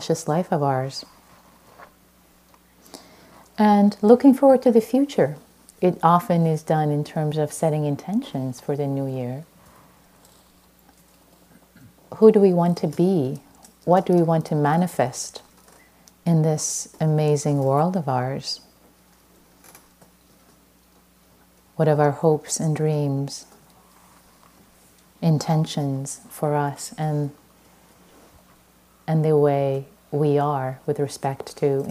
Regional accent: Iran; moved away; I'm Persian. I was born in Iran

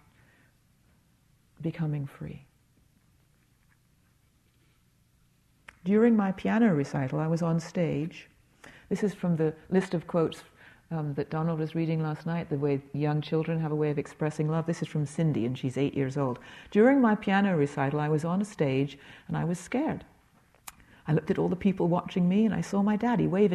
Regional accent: England, United Kingdom; moved away; I grew up in England

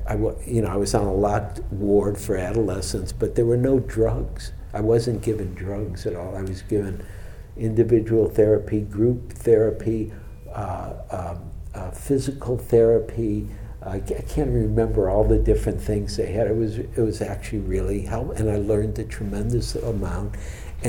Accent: Detroit, Michigan, United States; now in San Francisco, United States; growing up in Detroit

